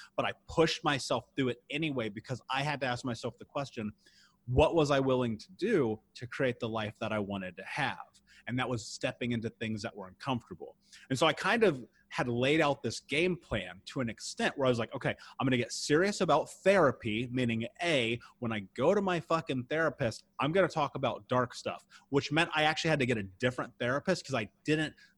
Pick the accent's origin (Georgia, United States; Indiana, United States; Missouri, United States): Indiana, United States; Indianapolis; I grew up in the Midwest in Indianapolis